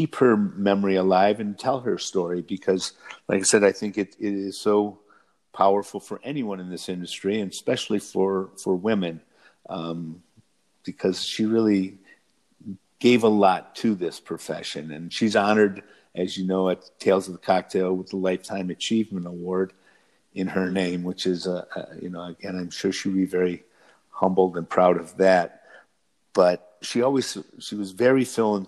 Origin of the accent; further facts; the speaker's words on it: Michigan, United States; I'm from Michigan.